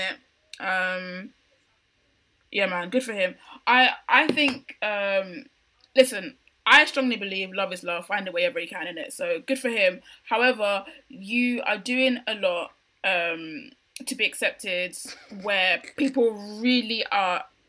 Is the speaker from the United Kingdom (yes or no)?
yes; United Kingdom; Britain is involved in that because I literally live here